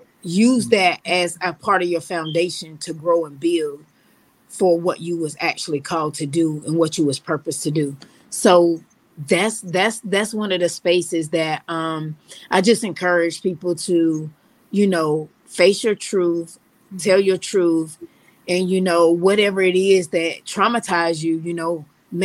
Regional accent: Loris, South Carolina, United States; I'm South Carolina born and raised

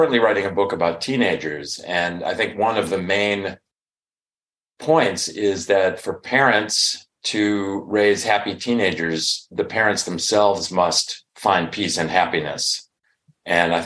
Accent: Chicago, Illinois, United States; now in Northern California, United States; I'm from the Chicago area

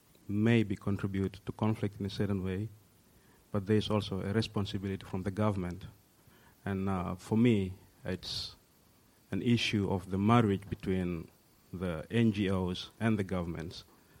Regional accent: South Sudan; I'm the conflict in the sense that I'm from South Sudan.

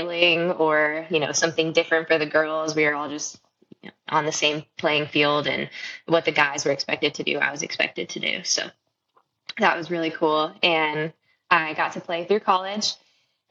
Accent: Marysville, Michigan, United States; moved away; I grew up in Michigan, in around Marysville, Michigan.

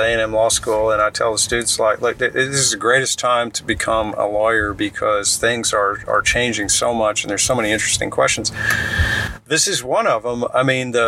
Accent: Plano, Texas, United States; I grew up in Plano when Dallas was the show

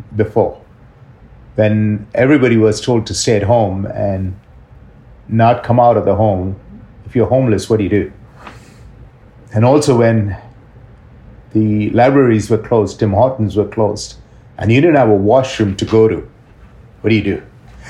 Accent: India; moved away as an adult; now in Toronto, Canada; I grew up in India, and I really praise God that he made me be there for the first 30 odd years of my life in India

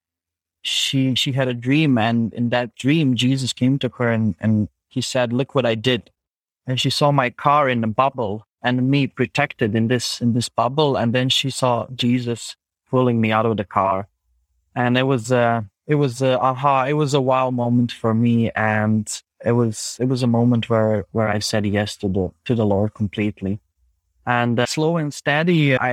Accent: Zagreb, City of Zagreb, Croatia; English is a second language; I'm from Zagreb. It's the capital city of Croatia

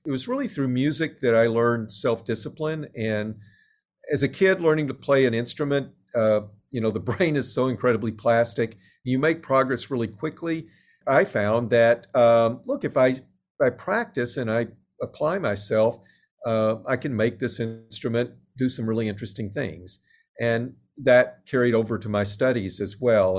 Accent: Little Rock, Arkansas, United States; moved away; I grew up in Little Rock, Arkansas

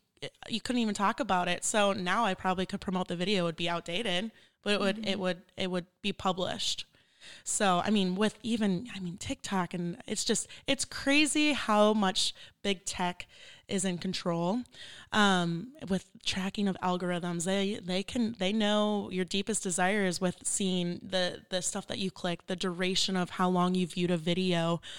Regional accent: Minneapolis, Minnesota, United States; I'm from Minneapolis, Minnesota. It is very cold.

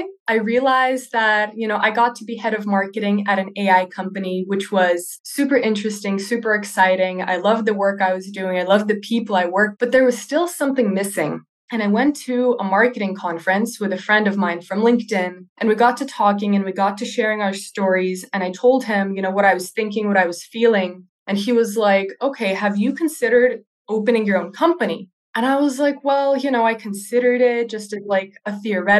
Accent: California, United States; moved away as an adult; also born or lived in Russia; now in Netherlands; I was born in Russia, but I was raised in California in the US.

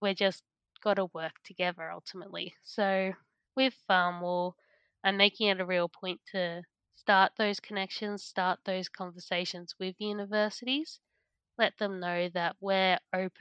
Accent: Central Coast, New South Wales, Australia; moved away as an adult; also born or lived in Toowoomba; I'm from the Central Coast, New South Wales, definitely not farming

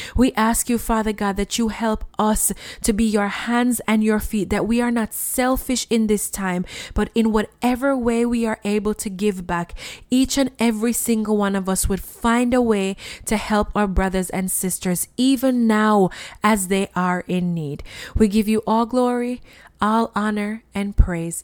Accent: Jamaica; when I was a child growing up in Jamaica

